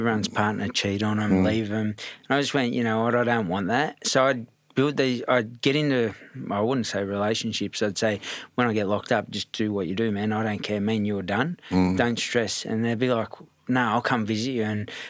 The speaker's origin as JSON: {"language": "English", "town": "Redfern", "region": "New South Wales", "country": "Australia", "tie": "born or raised there", "also_born_or_lived": "Bondi", "said": "And I grew up in Bondi at one stage. When I say Bondi, I grew up in all bits and pieces. Redfern was the main hub, but my dad and mum were just sort of scattering me around."}